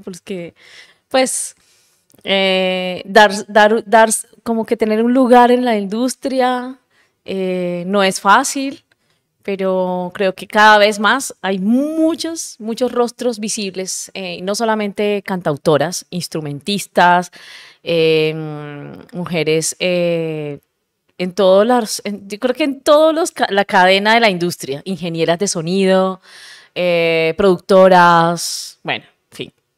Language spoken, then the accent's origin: Spanish; Cartagena, Bolívar, Colombia; yo soy de Cartagena